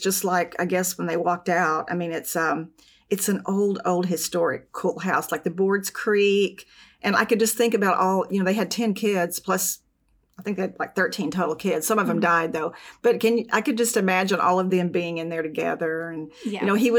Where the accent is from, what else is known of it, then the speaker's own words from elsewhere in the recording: Arkansas, United States; We're from Arkansas.